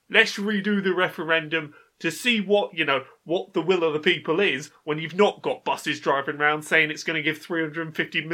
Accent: United Kingdom; Oh no, I'm British. British isn't foreign. It's normal, isn't it?

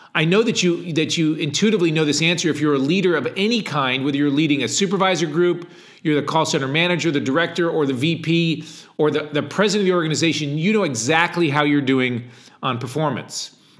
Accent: Ledyard, Connecticut, United States; I lived in a small town in Connecticut, uh, called Ledyard, Connecticut

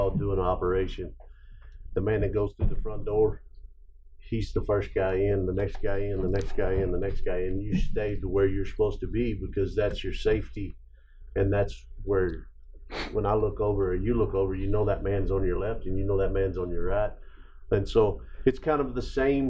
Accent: West Texas, United States; I grew up in West Texas

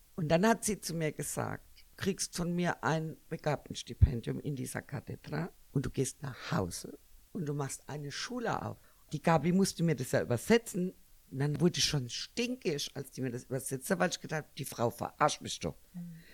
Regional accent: Germany; ich bin ja eigentlich Deutsche.

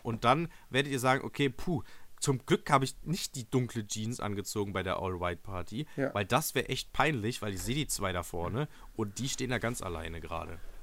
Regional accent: Germany; Deutschland, mein Heimatland, wo ich herkomme und geboren wurde

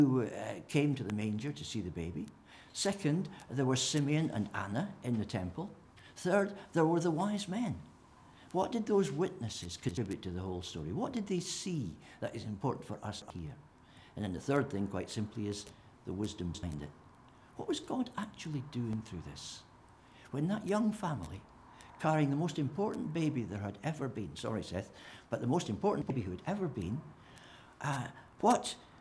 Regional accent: St Andrews, Scotland, United Kingdom; I was born in Craigtown Infirmary in St. Andrews in 1950

